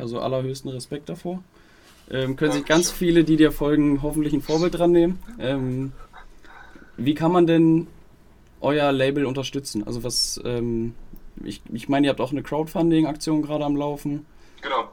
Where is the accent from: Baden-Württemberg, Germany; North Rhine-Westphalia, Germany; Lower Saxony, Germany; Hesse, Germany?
Lower Saxony, Germany; Wolfsburg; ich komme aus Wolfsburg, ist jetzt halt wirklich ortsnah